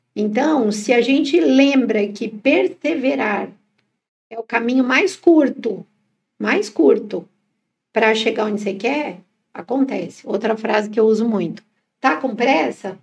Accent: São Paulo, Brazil; Nós somos de São Paulo

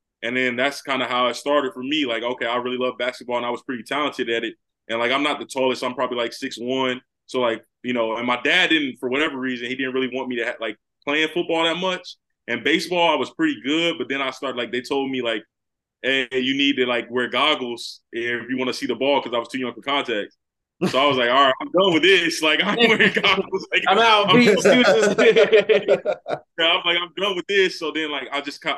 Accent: Cary, North Carolina, United States; moved away as an adult; also born or lived in Charlotte, North Carolina; now in Columbus, United States; I'm originally from Cary, North Carolina, that Raleigh, North Carolina area. I moved in high school in ninth grade to the Charlotte area

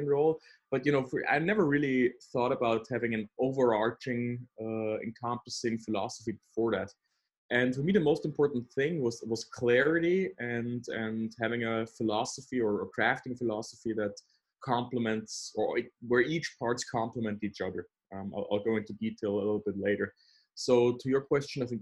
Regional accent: Austria; also born or lived in Vienna, Austria; I'm from Austria, currently living in Vienna, Austria.

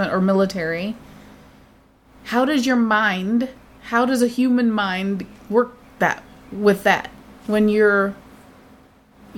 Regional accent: United States; as an American

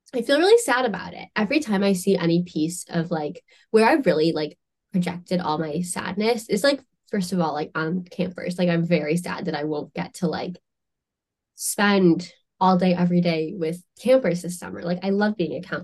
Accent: United States; as an American

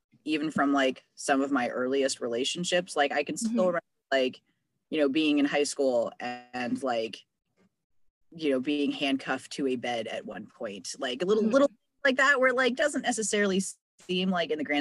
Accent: San Francisco Bay Area, California, United States; growing up in the San Francisco Bay Area

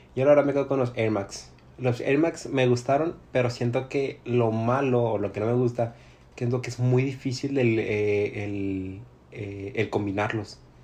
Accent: Mexico; yo como mexicano

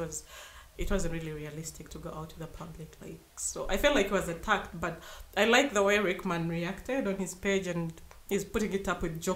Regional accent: Western Region, Uganda; I come from the West

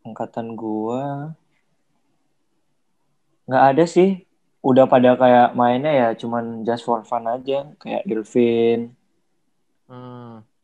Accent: Bali, Indonesia; Iya, lahir di Bali, tapi nggak ada Balinya.

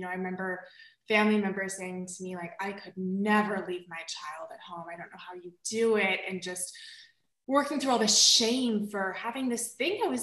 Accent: the South, United States; I grew up in the South in a really conservative environment

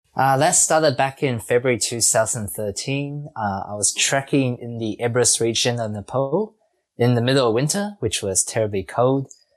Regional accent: New Zealand; being a Kiwi and also for myself growing up in New Zealand

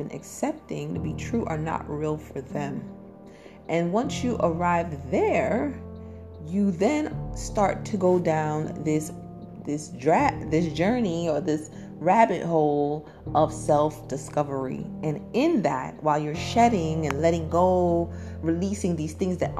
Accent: New York City, New York, United States; accent: Brooklyn; I'm from Brooklyn, the thorough borough

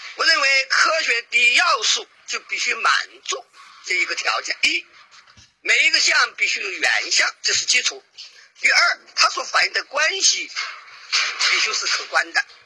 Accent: China; 毕竟我们是中国人嘛

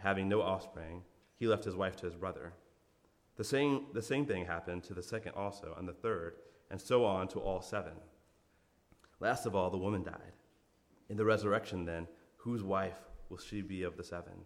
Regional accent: Poughkeepsie, New York, United States; I'm from New York, from Poughkeepsie

